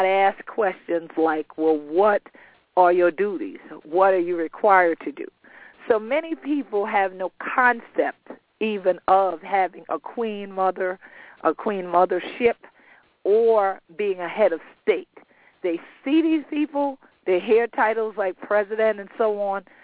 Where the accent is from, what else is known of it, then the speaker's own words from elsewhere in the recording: South Carolina, United States; my home state of South Carolina